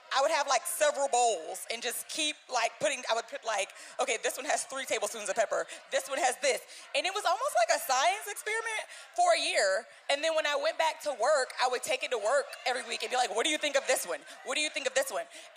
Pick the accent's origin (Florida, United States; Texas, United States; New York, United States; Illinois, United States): Florida, United States; Tallahassee; moved away as an adult; now in James Island, United States; I'm from Tallahassee, Florida